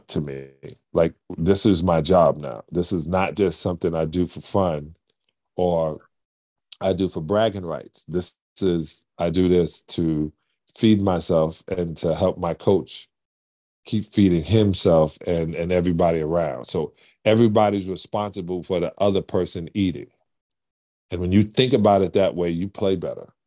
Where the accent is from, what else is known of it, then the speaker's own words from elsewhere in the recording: New York City, New York, United States; moved away; I'm a kid from Brooklyn that was a fan of the Boston Celtics